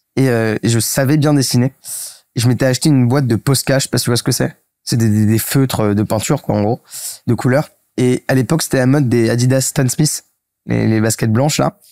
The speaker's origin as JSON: {"language": "French", "town": "Paris", "region": "Île-de-France", "country": "France", "tie": "born or raised there", "said": "j'ai grandi à Paris, je fais mon collège, mon lycée à Paris"}